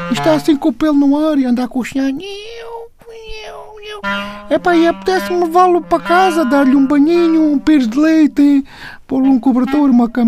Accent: Mértola, Alentejo, Portugal; Sou … de Mértola.

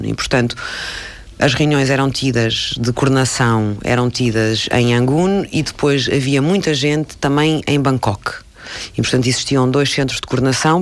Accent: Portugal; E como eu sou portuguesa

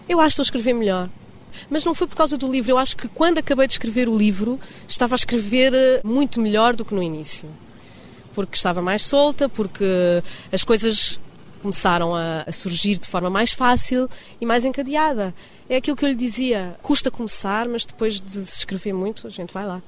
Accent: Portugal; moved away as an adult; also born or lived in Lisbon; now in Rio de Janeiro, Brazil; Eu sou portuguesa

